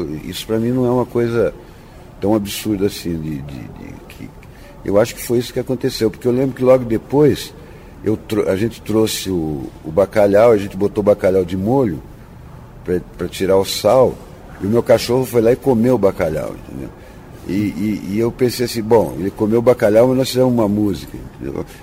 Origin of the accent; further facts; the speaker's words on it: Ubatuba, São Paulo, Brazil; moved away; also born or lived in Santos / Taubaté; Eu, eu nasci em Santos e fui criado em Ubatuba, porque minha família, tanto de pai e de mãe, eram, são todos ubatubanos